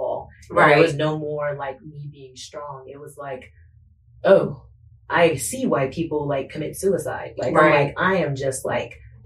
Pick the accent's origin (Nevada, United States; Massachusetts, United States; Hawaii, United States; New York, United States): Nevada, United States; Las Vegas; also born or lived in San Diego; I was born in San Diego, but I was raised in Las Vegas, Nevada